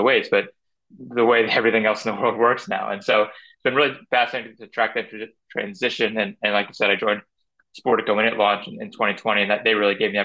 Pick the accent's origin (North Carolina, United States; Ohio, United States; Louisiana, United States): North Carolina, United States; I grew up in North Carolina